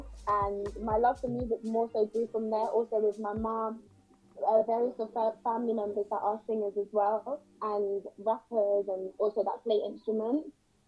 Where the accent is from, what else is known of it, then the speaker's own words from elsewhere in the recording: United Kingdom; because my background is Caribbean, as well as being British.